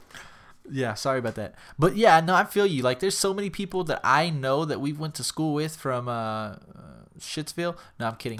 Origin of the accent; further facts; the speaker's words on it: San Antonio, Texas, United States; we're from San Antonio